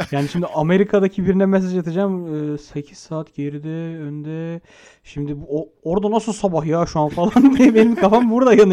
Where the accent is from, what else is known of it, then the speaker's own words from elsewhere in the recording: Turkey; Türküz oğlum hepimiz. Hepimiz Türküz.